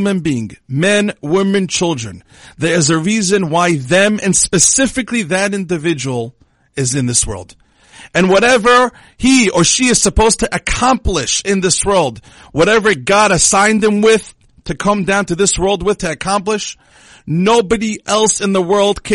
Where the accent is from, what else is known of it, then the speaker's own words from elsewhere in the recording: Israel; English is a second language; I was born in Israel, so my English is not so good